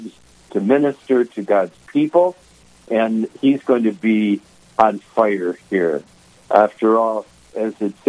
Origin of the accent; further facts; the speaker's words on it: Detroit, Michigan, United States; moved away as an adult; now in Minnesota, United States; I'm going to go home to Motown. I'm from Detroit.